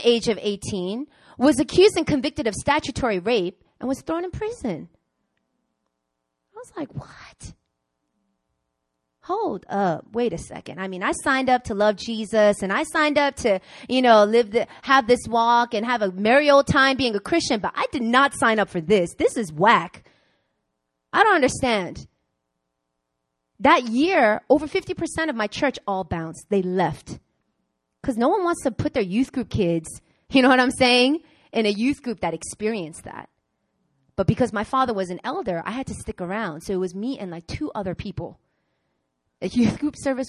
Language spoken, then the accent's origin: English; Long Island, New York, United States; moved away as an adult; also born or lived in Queens, New York; now in South Korea; I grew up in Long Island. I mean, I was born in Queens, but I grew up in Long Island